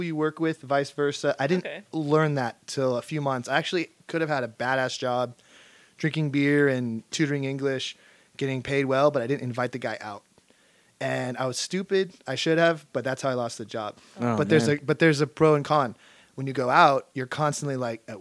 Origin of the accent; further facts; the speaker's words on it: United States; I'm fucking American